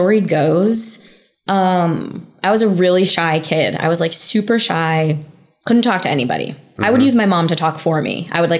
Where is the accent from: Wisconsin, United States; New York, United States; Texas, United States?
New York, United States; moved away as an adult; now in Los Angeles, United States; I'm a New Yorker, born and raised, and I only just moved to LA like a year and a half to 2 years ago almost. It'll be 2 years in the winter.